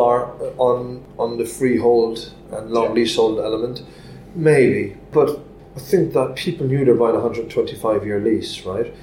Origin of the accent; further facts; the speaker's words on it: Cork, Munster, Ireland; my hometown in Cork